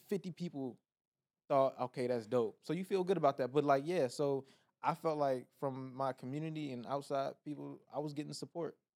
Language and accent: English; Laurel, Maryland, United States; now in California, United States; Maryland, P G County, Laurel, Maryland